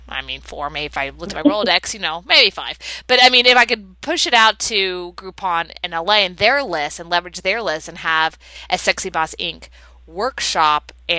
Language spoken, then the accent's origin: English; Texas, United States; also born or lived in Florida, United States; Hey, I'm from Florida and Texas my whole life. I've gone back and forth.